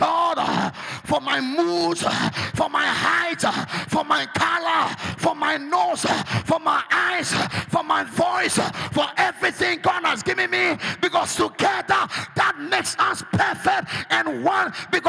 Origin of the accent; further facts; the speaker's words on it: Volta, Ghana; You are from Ashanti, I'm from Volta region.